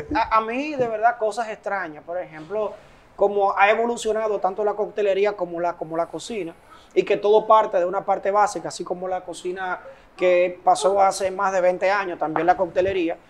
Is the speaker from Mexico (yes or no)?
no; Dominican Republic; nosotros somos también embajadores del país, porque cada vez que salimos con nuestra bandera de República Dominicana